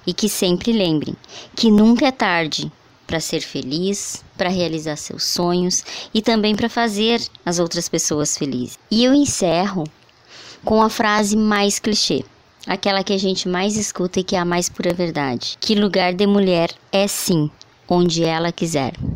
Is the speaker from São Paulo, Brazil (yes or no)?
no; Sobradinho, Rio Grande do Sul, Brazil; sou natural de Sobradinho